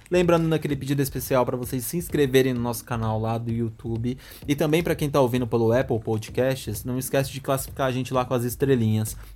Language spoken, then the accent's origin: Portuguese; Recife, Pernambuco, Brazil; tenho 24 anos e sou do Recife.